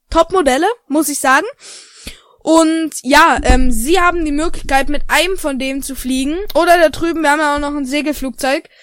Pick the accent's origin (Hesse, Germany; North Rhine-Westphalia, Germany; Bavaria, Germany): North Rhine-Westphalia, Germany; Dortmund; Nee, ich komme ähm, aus Dortmund.